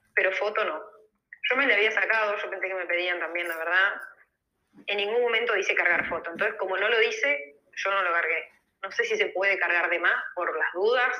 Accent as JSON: {"language": "Spanish", "region": "Entre Ríos", "country": "Argentina", "moved": "as an adult", "lives_now": "Spain", "said": "soy Entre Ríos"}